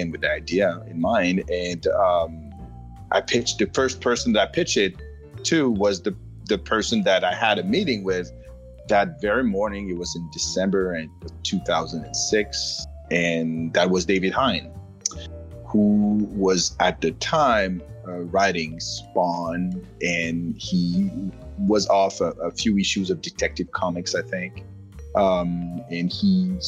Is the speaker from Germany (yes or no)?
no; France; moved away as an adult; now in United States; I come from France. This is where I was born and where I spent the first 44 years of my life before I moved to the United States in 2015.